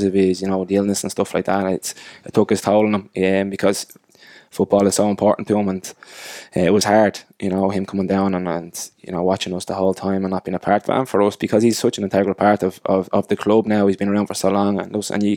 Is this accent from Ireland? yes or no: yes; Ireland; also born or lived in Ipswich; we're all Irish lads, majority of us.